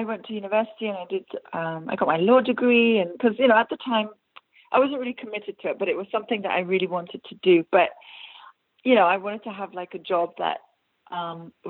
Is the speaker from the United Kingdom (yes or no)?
yes; London, United Kingdom; accent: English; moved away; also born or lived in Iran; I'm originally from Iran, and then I grew up in London as a little girl.